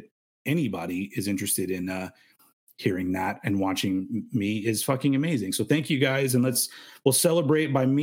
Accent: United States; I am American

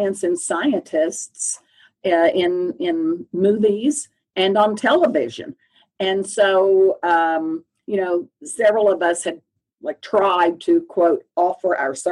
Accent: Oklahoma, United States; also born or lived in Austin, Texas / Purdue, Indiana; I grew up in Oklahoma and went to the University of Oklahoma

